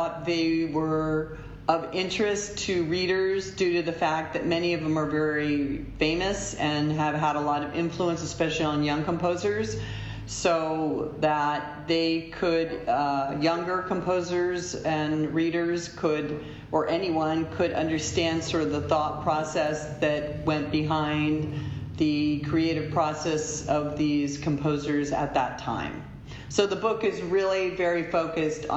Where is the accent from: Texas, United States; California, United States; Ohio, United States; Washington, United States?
California, United States; San Francisco; also born or lived in Boston / New York City; I live in San Francisco. So that's my hometown, my home base